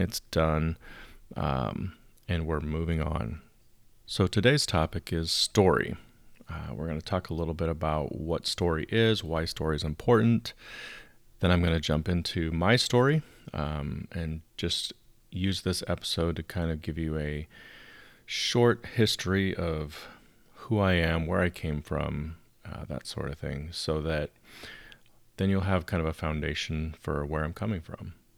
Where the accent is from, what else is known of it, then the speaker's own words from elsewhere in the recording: outside of Chicago, Illinois, United States; moved away as an adult; now in Southern California, United States; I grew up outside of Chicago.